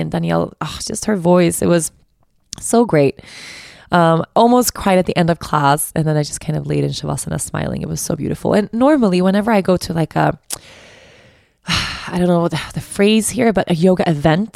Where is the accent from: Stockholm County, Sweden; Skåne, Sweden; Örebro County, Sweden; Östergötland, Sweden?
Stockholm County, Sweden; Stockholm; I'm from Stockholm, so I know the city really well